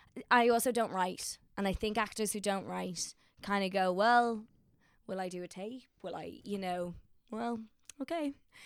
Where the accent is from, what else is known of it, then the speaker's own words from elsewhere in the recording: Ireland; But I'm an Irish one, so you just give me more spuds and that's all.